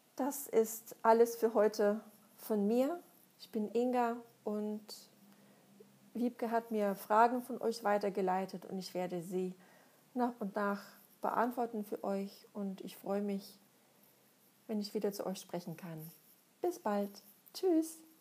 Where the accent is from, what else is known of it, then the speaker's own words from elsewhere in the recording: Russia; moved away as an adult; now in Germany; Ich komme aus Russland, bin da geboren und aufgewachsen, lebe seit schon über 20 Jahren in Deutschland.